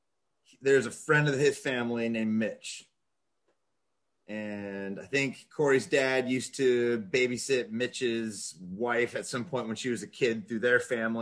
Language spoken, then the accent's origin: English; Edmonds, Washington, United States; Yep. In a little town called Edmonds. And then they moved me way out into the woods and had horses and just kind of lived a little bit of a country life out there being raised by teachers.